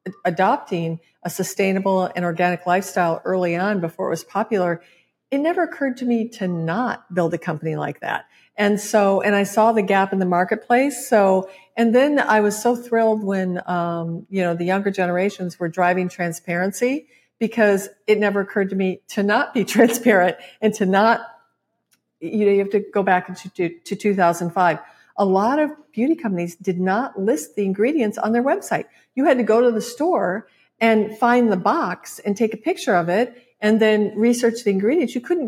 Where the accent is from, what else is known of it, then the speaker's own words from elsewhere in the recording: Midwest, United States; And as a Midwesterner, I was like, oh my God, your education, just go for it.